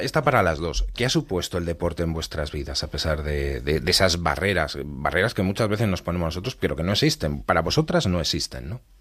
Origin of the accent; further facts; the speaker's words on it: Castile and León, Spain; las montañas de mi tierra, allí en León